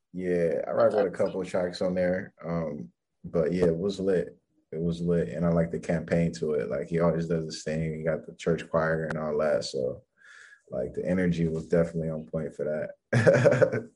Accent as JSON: {"language": "English", "town": "Los Angeles", "region": "California", "country": "United States", "said": "I'm from LA."}